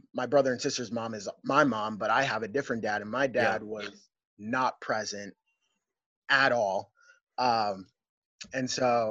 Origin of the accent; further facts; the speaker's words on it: Lancaster, Pennsylvania, United States; Growing up in Lancaster for me, I felt comfortable, like as far, like I grew up in the city. I lived in the city till I was maybe 16 years old